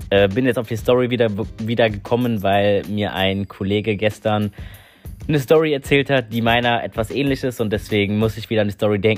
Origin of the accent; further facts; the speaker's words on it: North Rhine-Westphalia, Germany; also ihr müsst wissen, ich bin aus NRW.